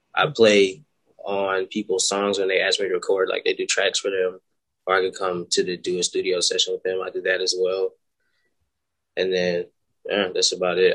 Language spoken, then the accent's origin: English; Florence, South Carolina, United States; I'm from Florence, South Carolina.